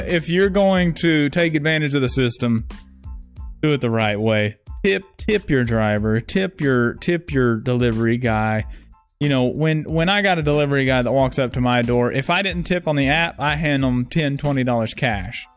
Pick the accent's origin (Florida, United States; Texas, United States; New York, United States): Texas, United States; I'm from Texas